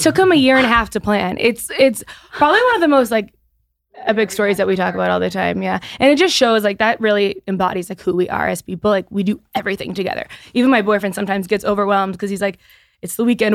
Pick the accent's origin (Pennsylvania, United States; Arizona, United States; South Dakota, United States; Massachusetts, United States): Massachusetts, United States; Easton; now my headquarters is in my hometown